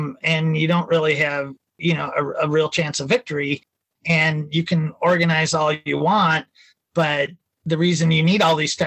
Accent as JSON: {"language": "English", "region": "Minnesota", "country": "United States", "said": "I'm from Minnesota"}